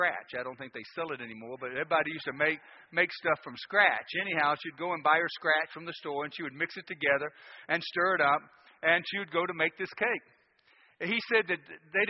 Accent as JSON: {"language": "English", "town": "Nashville", "region": "Tennessee", "country": "United States", "tie": "born or raised there", "said": "I was born and raised in Nashville, Tennessee"}